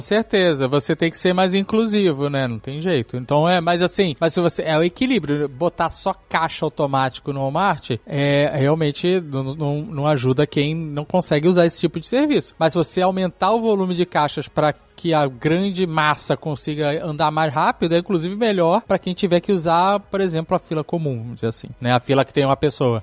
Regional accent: Brazil

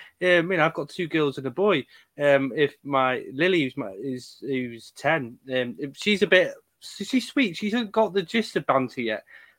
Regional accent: United Kingdom; That's what us Brits

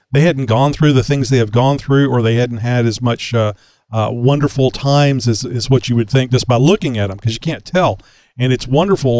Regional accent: Houston, Texas, United States; I live here in Houston, have all my life.

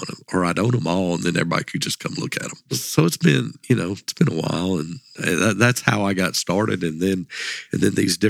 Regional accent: Tennessee, United States; And so we hunt, typically I grew up hunting in Dover Bottoms.

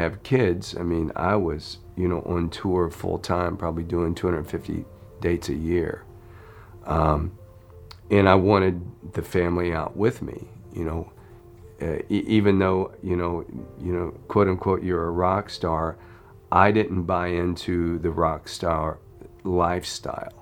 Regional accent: Florida, United States; I grew up in Florida, and you know, just like every most of the Floridian kids, I surfed and I skied

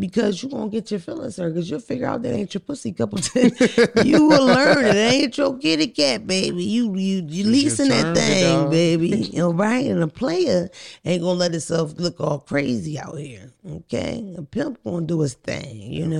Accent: Georgia, United States; I have friends, but I'm from Clayton County, Georgia.

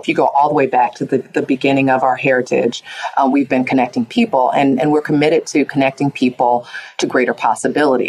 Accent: Cleveland, Ohio, United States; I grew up in Cleveland, Ohio, in a neighborhood that today is impacted, you know, by the digital divide

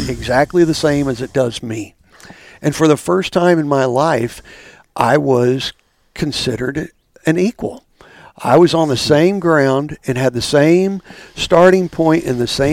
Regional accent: Stillwater, Oklahoma, United States; growing up, we always would tease that, when the students would leave, we would get our town back

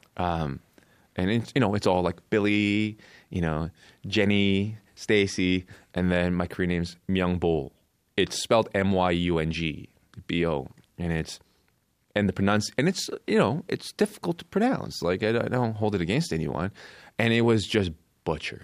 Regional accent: Coquitlam, British Columbia, Canada; also born or lived in South Korea / Vancouver Island; I moved to Canada, I moved to Vancouver Island when I was eight from Korea. And then in my teens, I grew up in Coquitlam, B C

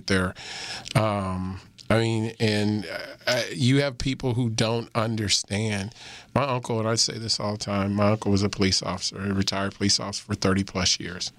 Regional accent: Missouri, United States; moved away; When I was growing up in Missouri

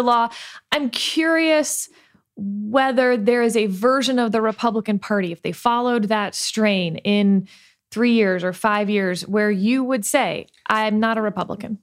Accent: Richmond, Texas, United States; I grew up in Fort Bend County outside of Houston.

